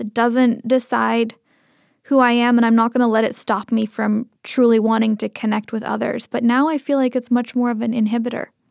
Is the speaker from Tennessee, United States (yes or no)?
no; Seattle, Washington, United States; first language Tamil; English is a second language; I grew up in the Seattle area